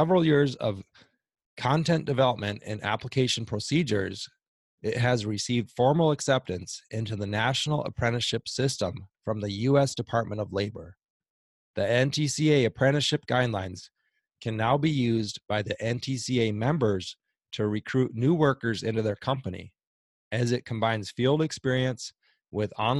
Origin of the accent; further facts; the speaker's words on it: Minnesota, United States; moved away; also born or lived in Tucson, Arizona; I'm from Minnesota